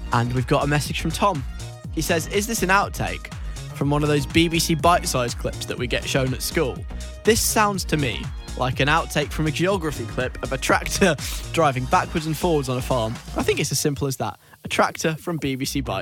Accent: London, United Kingdom; I grew up in Northwest London

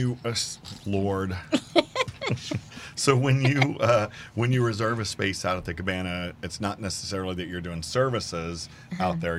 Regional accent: Houston, Texas, United States; And the table next to us turned around and said, "Where are you from?" And I said, "Houston."

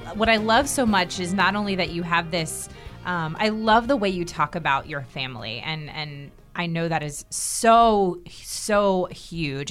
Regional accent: Herndon, Virginia, United States; moved away; I grew up in Herndon, Virginia, right outside of Washington, D C

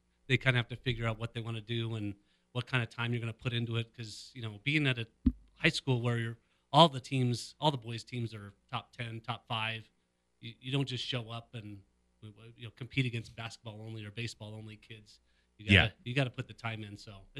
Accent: Northglenn, Colorado, United States; North Glen.

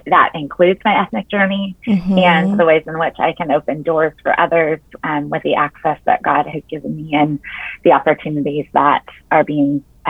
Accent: United States; very Chinese American because that's what I am.

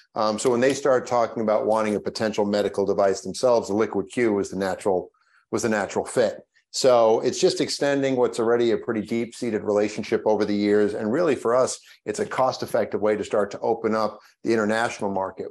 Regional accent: Long Island, New York, United States; I grew up on Long Island

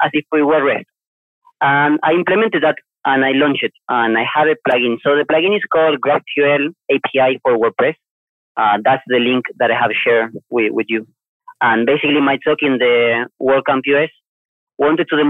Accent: Argentina; moved away as an adult; also born or lived in Asia; now in Malaysia; I'm from Argentina myself

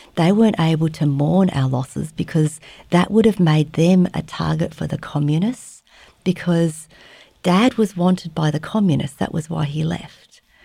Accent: Australia; moved away as an adult; also born or lived in Vietnam; now in Fairbanks, United States; I was born in Vietnam. I was raised in Australia, and these days I live in Fairbanks, Alaska

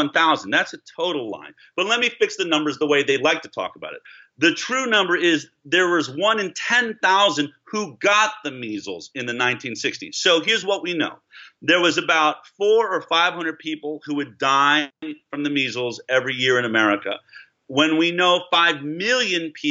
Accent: Boulder, Colorado, United States; I grew up in Boulder, Colorado

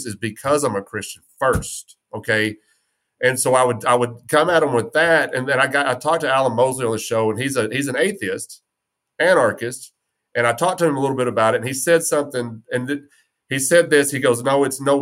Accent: West Texas, United States; I'm from West Texas

